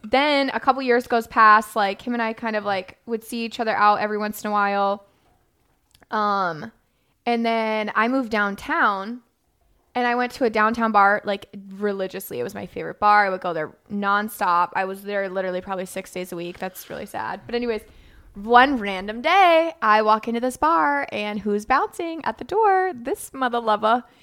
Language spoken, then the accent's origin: English; Florida, United States; I grew up in Florida